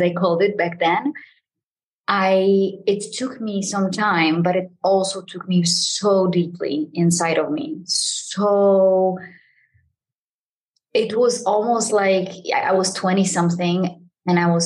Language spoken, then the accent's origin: English; Poland; I am from Poland